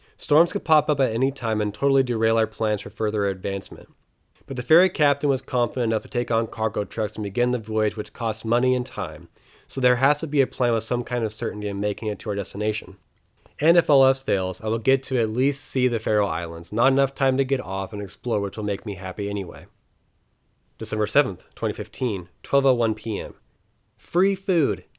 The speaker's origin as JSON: {"language": "English", "country": "United States", "said": "I was the only American on the boat."}